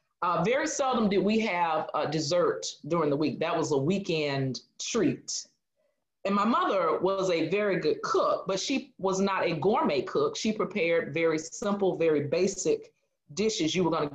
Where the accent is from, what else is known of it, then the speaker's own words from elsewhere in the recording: Jackson, Mississippi, United States; my hometown of Jackson, Mississippi